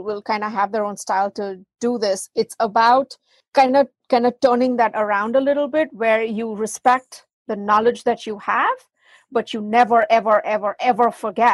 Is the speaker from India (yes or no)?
yes; India; moved away as an adult; now in United States; I was from India